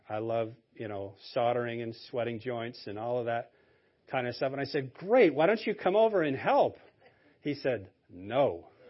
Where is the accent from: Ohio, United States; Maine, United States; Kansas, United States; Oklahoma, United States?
Maine, United States; I was born and raised in Maine.